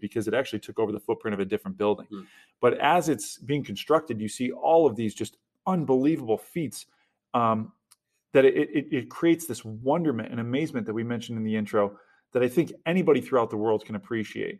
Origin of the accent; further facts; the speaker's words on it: New York, United States; growing up in New York